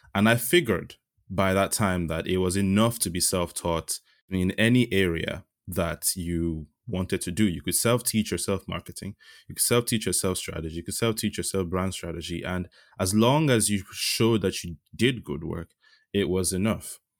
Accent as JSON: {"language": "English", "region": "Yorubaland", "country": "Nigeria", "tie": "born or raised there", "moved": "yes", "said": "I'm Yoruba. I was born in Nigeria, um, and my two parents are from the Yoruba ethnic group."}